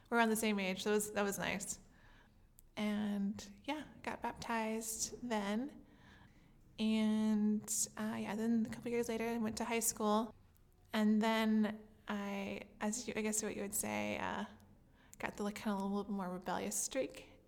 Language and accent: English; French Lick, Indiana, United States; I grew up in a town called French Lick, Indiana.